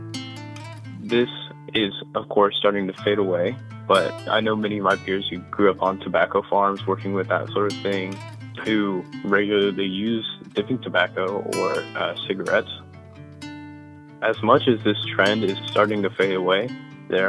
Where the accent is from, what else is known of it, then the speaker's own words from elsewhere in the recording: Rowan County, Kentucky, United States; My family hails from all regions of the country, but I grew up in Rowan County, Kentucky